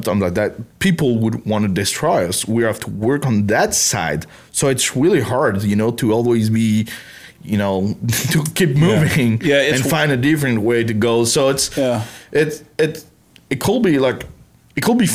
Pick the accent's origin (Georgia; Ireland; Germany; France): France; English is a second language; moved away as an adult; now in Texas, United States; I come from France